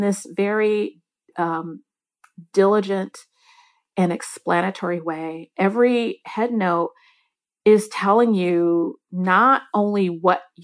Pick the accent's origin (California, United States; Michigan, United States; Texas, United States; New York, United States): Michigan, United States; I grew up in Michigan